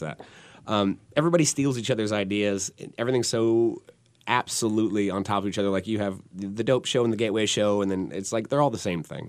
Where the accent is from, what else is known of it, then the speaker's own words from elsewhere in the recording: Portland, Oregon, United States; me and …, we're, we're from Portland